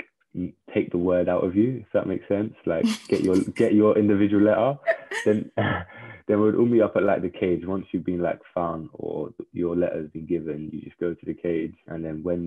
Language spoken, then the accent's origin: English; London, United Kingdom; I was born in like and raised in Southeast London in the borough of Greenwich in a place called Woolwich.